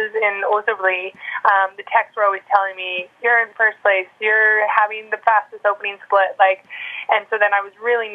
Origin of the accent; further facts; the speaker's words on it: Canada; I'm Canadian